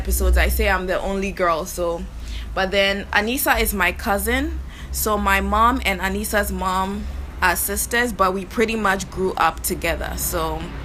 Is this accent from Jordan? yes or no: no; Ghana; also born or lived in New York; growing up in Ghana, so our family is kind of like distributed